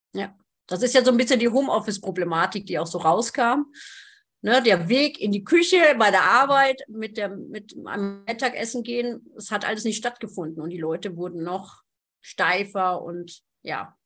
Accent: Germany; ich bin ja aus Friesen

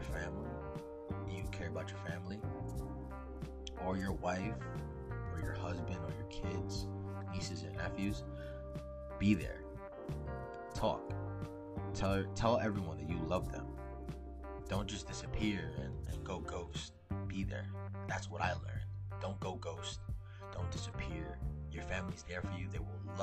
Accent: New Jersey, United States; also born or lived in Florida; I was from Jersey because of my accent

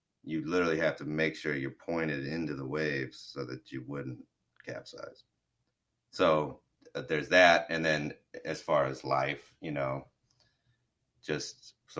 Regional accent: Florida, United States; I am from Florida and grew up on boats and fishing and stuff

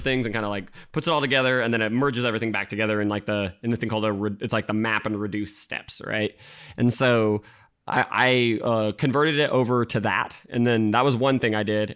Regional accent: Utah, United States; moved away as an adult; now in San Francisco Bay Area, United States; I grew up in Utah

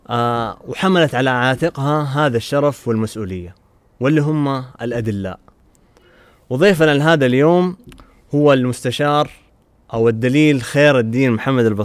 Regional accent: Medina, Medina Province, Saudi Arabia; انا من اهل المدينه

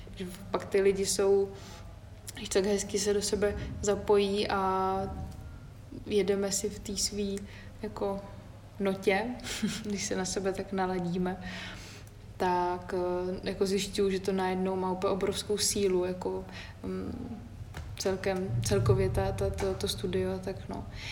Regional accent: Havlíčkův Brod area, Vysočina Region, Czechia; moved away; na Havlíčku Brodsku, tam odkud pocházím

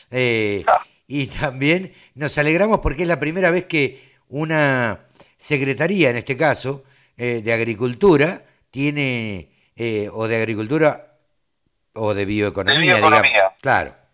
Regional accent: Argentina; somos ansiosos los argentinos.

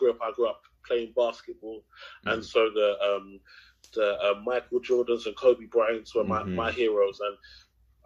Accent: London, United Kingdom; I grew up in Tower Hamlets, if anyone knows Tower Hamlets in Canary Wharf. I mean, in East London

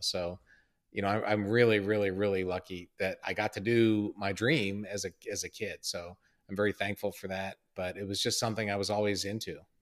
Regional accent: Columbia, Maryland, United States; I'm from Maryland, from Columbia, Maryland

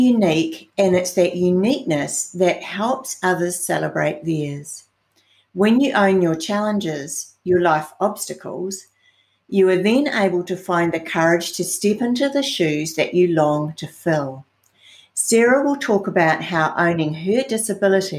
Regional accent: New Zealand; I'm from New Zealand, so that's the other side of the world.

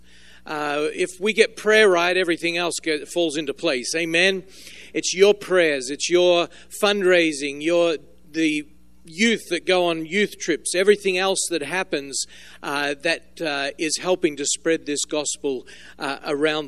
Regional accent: Melbourne, Victoria, Australia; moved away as an adult; also born or lived in Solomon Islands; born and raised in Australia. I was born in the city of Melbourne on the southern coast of Australia.

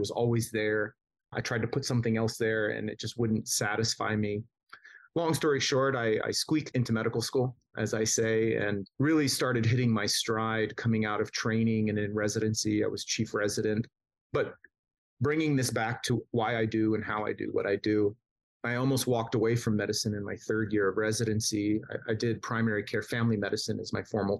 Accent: Southern California, United States; I grew up in Southern California

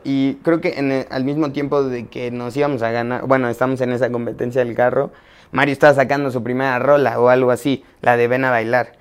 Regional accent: Mexico City, Mexico; soy chilango

